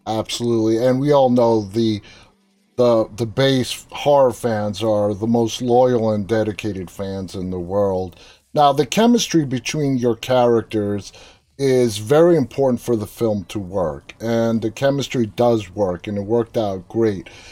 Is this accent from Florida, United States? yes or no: no; New York City, New York, United States; I'm the only one in my family that was born and raised in Queens